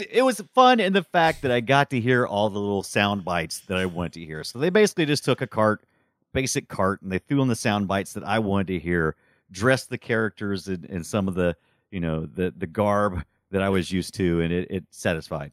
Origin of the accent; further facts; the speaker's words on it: United States; as an American